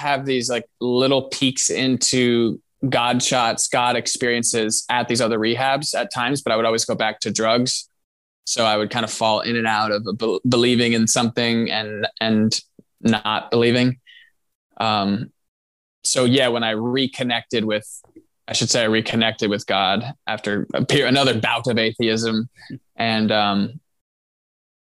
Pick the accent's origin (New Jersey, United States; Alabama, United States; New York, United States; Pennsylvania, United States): New Jersey, United States; moved away as an adult; also born or lived in Vermont; now in New Hampshire, United States; I'm from New Jersey, and I went to college in Vermont